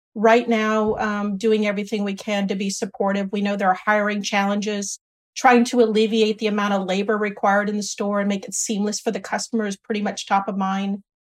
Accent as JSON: {"language": "English", "town": "San Bernardino", "region": "California", "country": "United States", "tie": "born or raised there", "also_born_or_lived": "Washington DC area / Boston / Dallas / Michigan", "moved": "as an adult", "said": "I grew up here in San Bernardino, not too far away"}